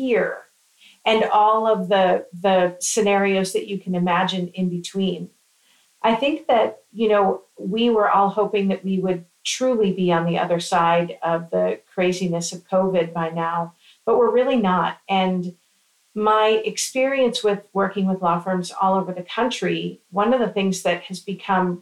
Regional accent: Florida, United States; I'm from Florida.

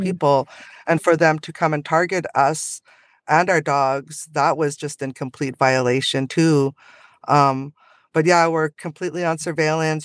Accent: Secwepemc and Ktunaxa Nations, British Columbia, Canada; I'm from the Sihuatmuk and the Tanaka Nation in, in so-called British Columbia, Canada.

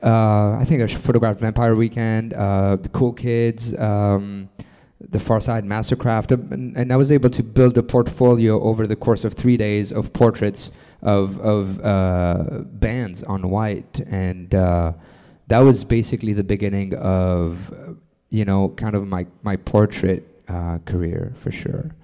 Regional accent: France; moved away as an adult; also born or lived in Lebanon / New York City; I moved to France uh, and grew up in France from two years two years old on to um, about until I was about 25. Um, and after that, I moved to New York City.

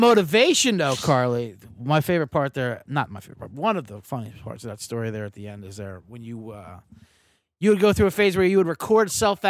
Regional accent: New Jersey, United States; now in Chicago, United States; I'm from South Jersey originally.

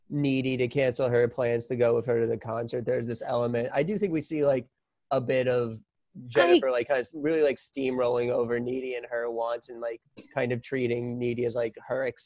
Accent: New York, United States; as a New Yorker.

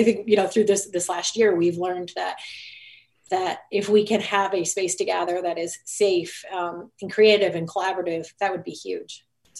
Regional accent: Detroit, Michigan, United States; I'm from the Detroit area.

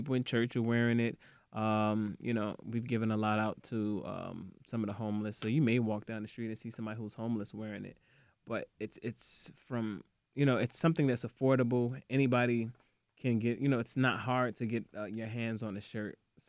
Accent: Nigeria; Yeah, I'm Nigerian.

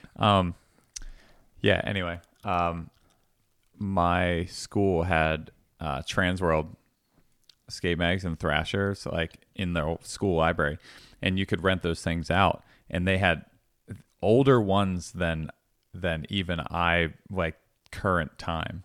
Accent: Langhorne, Pennsylvania, United States; also born or lived in Statesville, North Carolina / Levittown, Pennsylvania; I grew up, like, primarily in Langhorne

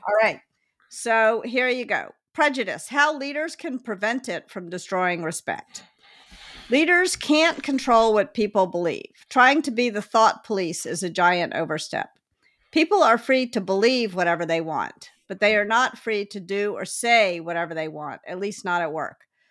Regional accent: Memphis, Tennessee, United States; I grew up in Memphis

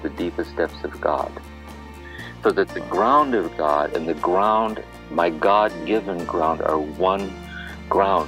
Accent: Akron, Ohio, United States; moved away; also born or lived in Kentucky; I was born and raised in Akron, Ohio

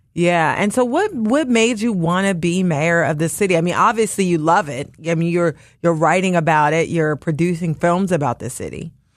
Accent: Washington, District of Columbia, United States; now in Philadelphia, United States; I'm not a, a native Philadelphian, I'm from Washington, D.C.

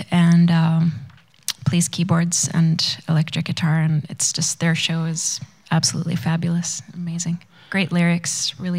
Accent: Sweden; moved away as an adult; also born or lived in Vancouver, Canada; now in Whitehorse, Canada; I grew up in Sweden, which is north, and then I've lived, I guess, 8 years now in Whitehorse, so I definitely feel more like a northerner than a southerner.

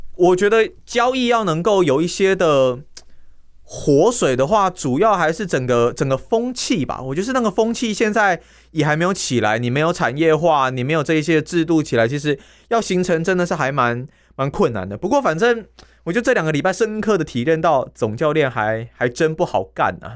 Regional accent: Tainan, Taiwan; 身为台南人哦，嗯。连五分钟的便利商店我都要骑机车了

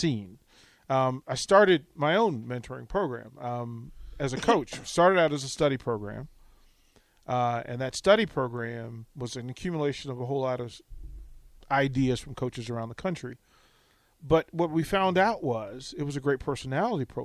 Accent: Virginia, United States; also born or lived in Washington, D.C.; I was born and raised in Virginia, but I'm a D.C. kid

